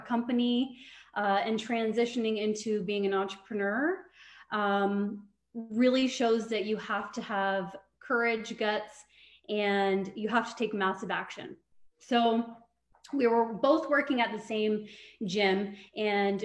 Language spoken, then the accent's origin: English; Trenton, Ontario, Canada; moved away as an adult; now in Brantford, Canada; I'm actually from Trenton, Ontario